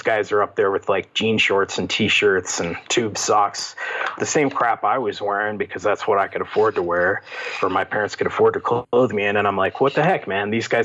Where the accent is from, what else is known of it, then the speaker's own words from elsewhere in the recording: Victorville, California, United States; also born or lived in Pekin, Illinois; So I grew up in Victorville. And so that's about 20 miles from San Bernardino, Inland Empire